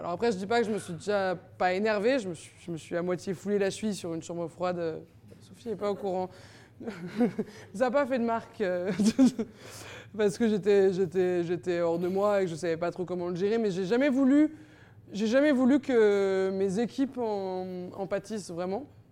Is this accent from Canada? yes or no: no; Paris, Île-de-France, France; j'ai jamais quitté vraiment Paris. Et je me dis, je vais partir au Mexique pour aller vivre ailleurs. Et en fait, je suis restée trois mois et je me suis rendu compte qu'en fait, j'adore vivre à Paris et que je suis une vraie Parisienne